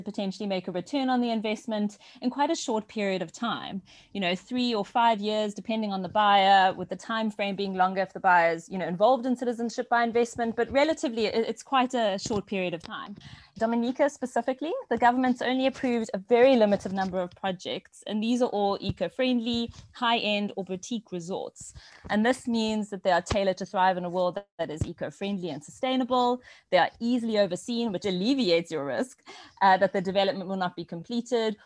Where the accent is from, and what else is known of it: South Africa